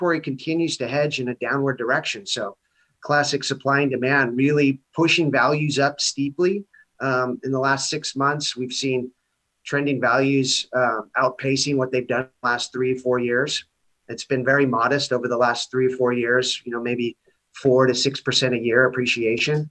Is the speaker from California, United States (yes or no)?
yes; Santa Barbara, California, United States; I'm born and raised here in Santa Barbara